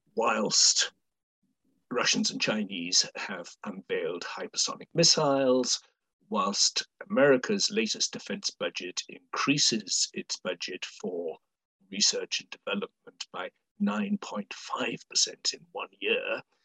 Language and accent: English; United Kingdom; as a Brit